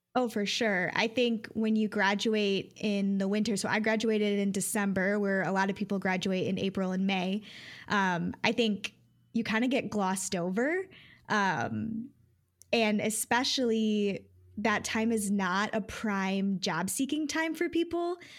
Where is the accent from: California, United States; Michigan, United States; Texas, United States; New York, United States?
Michigan, United States; Detroit; also born or lived in Grand Rapids, Michigan; back to the Detroit area, living with my parents again